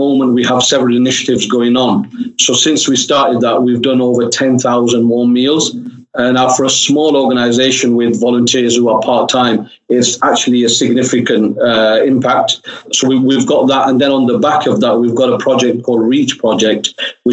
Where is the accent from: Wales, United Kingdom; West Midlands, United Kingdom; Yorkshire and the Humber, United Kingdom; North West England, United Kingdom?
North West England, United Kingdom; Oldham; I'm actually born and bred in Oldham, so it's sort of my local area, and I've lived there all my life